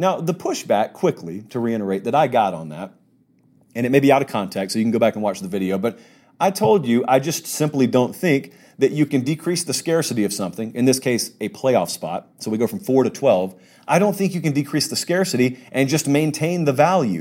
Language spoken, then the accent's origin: English; the South, United States; I grew up in the South, so I, I'm an S E C guy